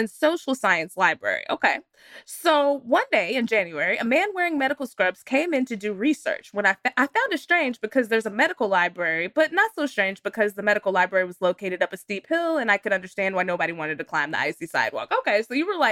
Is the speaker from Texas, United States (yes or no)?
yes; Texas, United States; I'm from Texas